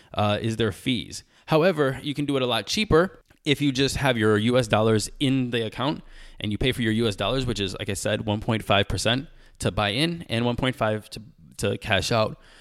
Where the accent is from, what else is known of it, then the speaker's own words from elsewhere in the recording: United States; I am American